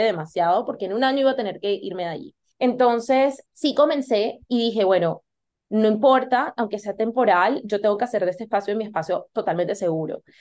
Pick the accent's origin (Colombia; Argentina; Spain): Colombia; moved away as an adult; also born or lived in United States; Yo soy de Colombia y decidí irme a estudiar a los Estados Unidos